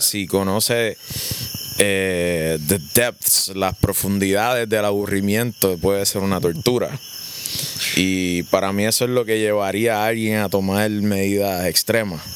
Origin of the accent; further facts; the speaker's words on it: Puerto Rico; hablamos español, somos de Puerto Rico